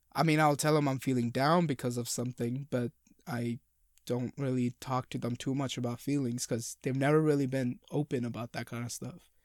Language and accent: English; India; moved away; two Indian boys, men